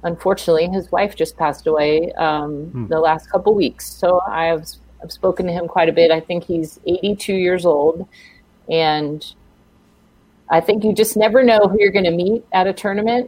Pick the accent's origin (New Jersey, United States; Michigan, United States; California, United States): California, United States; Fremont; I grew up in Fremont